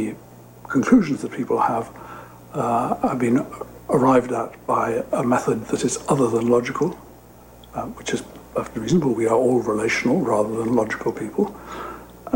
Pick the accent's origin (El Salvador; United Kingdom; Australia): United Kingdom; accent: British; now in Madrid, Spain; As you can hear from my accent, I'm British. I'm talking to you from my home in Madrid